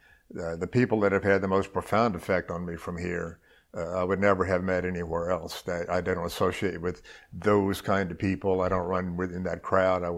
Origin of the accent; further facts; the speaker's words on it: New Orleans, Louisiana, United States; also born or lived in Mississippi / Lafayette, Louisiana; I was born in Mississippi, long enough ago to have forgotten most of that stuff. But I grew up in New Orleans, went to high school